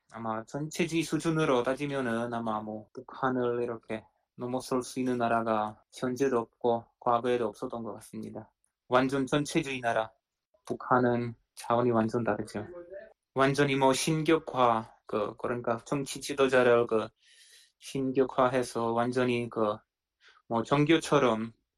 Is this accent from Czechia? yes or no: yes; Czechia; Korean is a second language; 7, 80년대 그 체코슬로바키아 사회주의라의 체코슬로바키아에서 살았는데